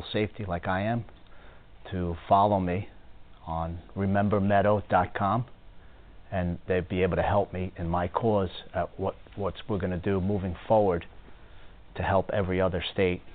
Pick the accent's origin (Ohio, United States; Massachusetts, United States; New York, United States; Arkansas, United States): New York, United States; Long Island; moved away; I grew up in Long Island